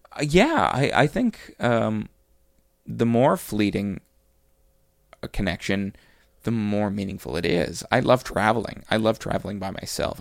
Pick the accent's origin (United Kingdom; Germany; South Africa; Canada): Canada; Cape Breton, Nova Scotia; moved away; I grew up in Cape Breton.